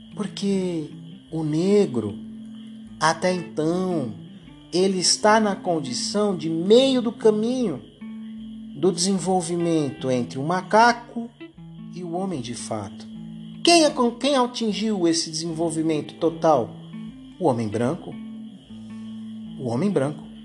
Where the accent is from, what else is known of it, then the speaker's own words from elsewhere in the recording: Brazil; a gente aqui no Brasil